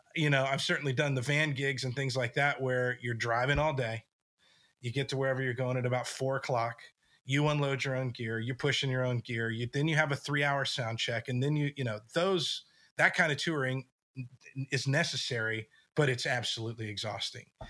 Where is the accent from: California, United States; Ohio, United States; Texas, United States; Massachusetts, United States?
Texas, United States; West; moved away as an adult; also born or lived in Nashville; I grew up in West Texas, tiny little town